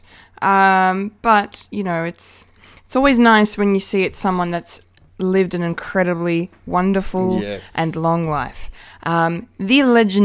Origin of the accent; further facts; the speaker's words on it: Bendigo, Victoria, Australia; I'm proud to say my hometown swung more left.